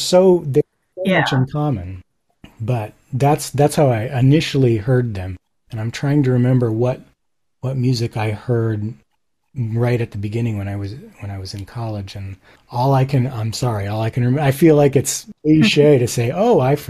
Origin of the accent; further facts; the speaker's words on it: Japan; So some background. I grew up in Japan. This was sort of before the internet.